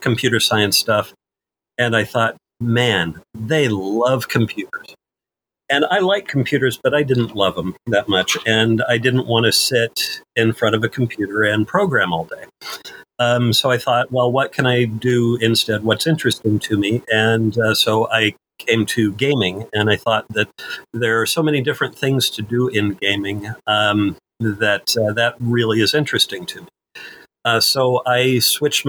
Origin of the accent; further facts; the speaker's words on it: Iowa, United States; moved away as an adult; also born or lived in Missouri; I grew up in Iowa and college in Missouri